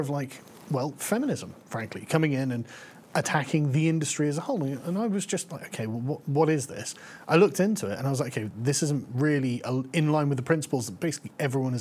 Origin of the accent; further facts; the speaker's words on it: England, United Kingdom; I'm from England